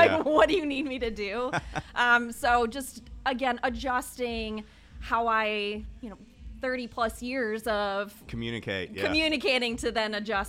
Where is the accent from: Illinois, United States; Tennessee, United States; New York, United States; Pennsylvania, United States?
Illinois, United States; So I am originally from a quite a large, I think, suburb outside of Chicago. Yeah. So hence no Southern accent on this one.